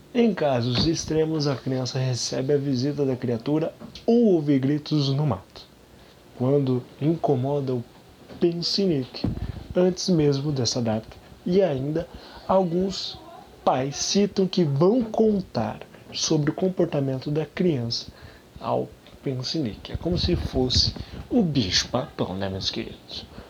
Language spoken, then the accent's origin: Portuguese; Brazil; a gente é brasileiro